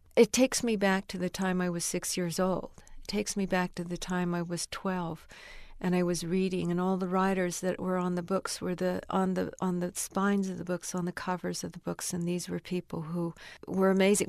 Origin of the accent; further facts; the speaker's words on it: United States; I'm Chinese. I'm still American.